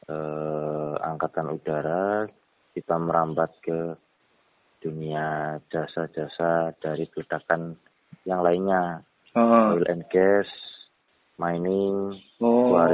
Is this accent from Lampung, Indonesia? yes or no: no; Banyumas, Central Java, Indonesia; Saya orang Banyumas Tulen.